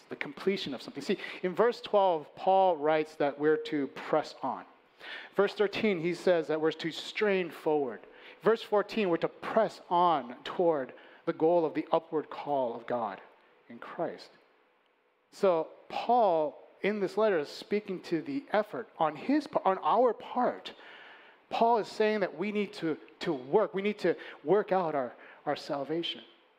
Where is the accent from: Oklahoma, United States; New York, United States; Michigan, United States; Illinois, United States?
Illinois, United States; Chicago; moved away; I was born and raised in Chicago. I grew up on the north side